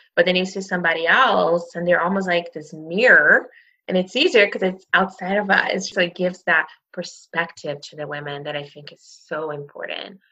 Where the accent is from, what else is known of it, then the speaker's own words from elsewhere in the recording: Brazil; now in Canada; I grew up in Brazil